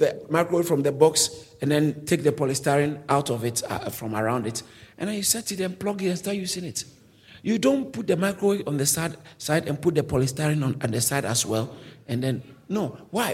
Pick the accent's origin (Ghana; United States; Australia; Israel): Ghana; moved away as an adult; now in United Kingdom; I came from Ghana.